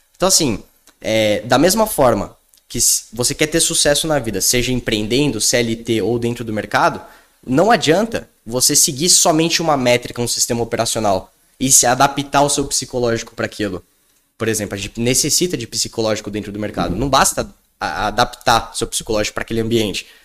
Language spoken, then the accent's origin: Portuguese; São Paulo, Brazil; eu sou aqui de São Paulo, então, pô, aqui na Faria Lima